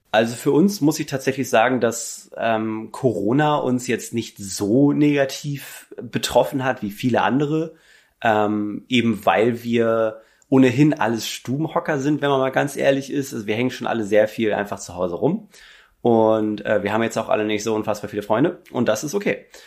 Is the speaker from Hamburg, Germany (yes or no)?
yes; Hamburg and surroundings, Germany; wir kommen so aus Hamburg und Umgebung